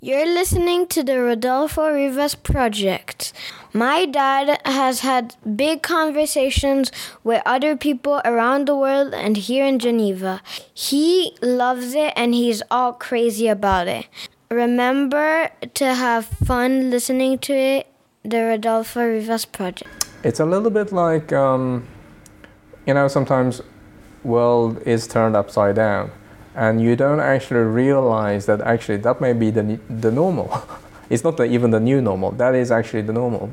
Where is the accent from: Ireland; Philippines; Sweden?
Sweden; also born or lived in Tokyo, Japan; now in Brussels, Belgium; I did grow up mostly in Sweden